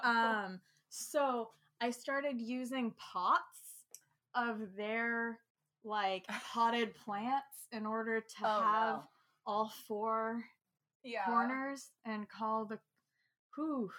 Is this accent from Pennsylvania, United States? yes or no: no; Burbank, California, United States; I grew up mostly in Burbank.